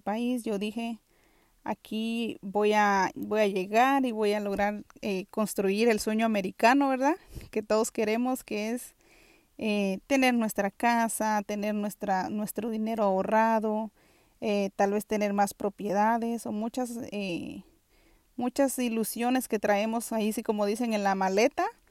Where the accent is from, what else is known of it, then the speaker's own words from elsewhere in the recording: Guatemala; now in New York City, United States; yo soy originaria de Guatemala y actualmente vivo en la ciudad de Nueva York